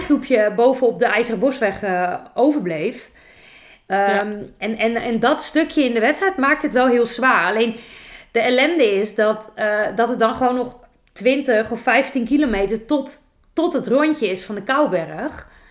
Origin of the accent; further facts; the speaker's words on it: Netherlands; wij als Nederlanders